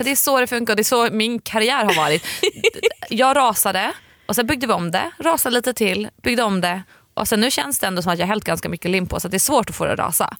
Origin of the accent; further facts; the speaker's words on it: Sweden; vi svenskar